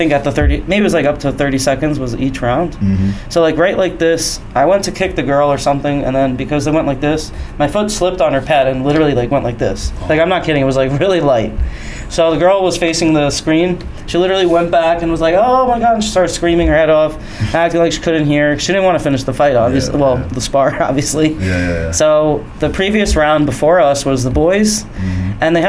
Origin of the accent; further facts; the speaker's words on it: Long Island, New York, United States; I grew up in New York, Long Island